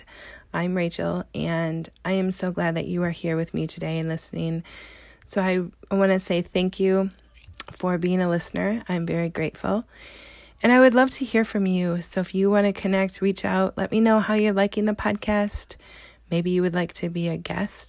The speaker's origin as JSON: {"language": "English", "region": "Wisconsin", "country": "United States", "said": "I'm from Wisconsin, so that's where I'm calling in from."}